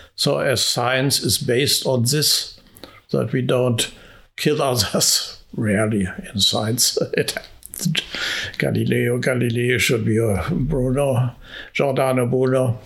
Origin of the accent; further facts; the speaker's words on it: Hungary; moved away; my home country, Hungary